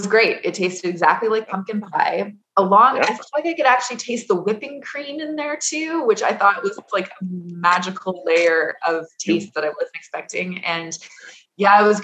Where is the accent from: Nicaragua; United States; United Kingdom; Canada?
Canada; Edmonton, Alberta; I was born and raised in Edmonton